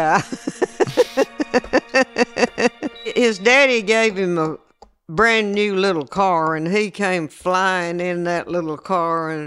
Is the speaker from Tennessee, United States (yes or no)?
yes; Chattanooga, Tennessee, United States; I was born in Chattanooga, Tennessee